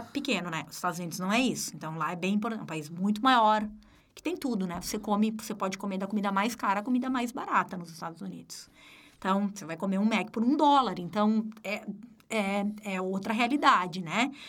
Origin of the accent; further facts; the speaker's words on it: Rio Grande do Sul, Brazil; moved away as an adult; now in Florianópolis, Brazil; Eu sou gaúcha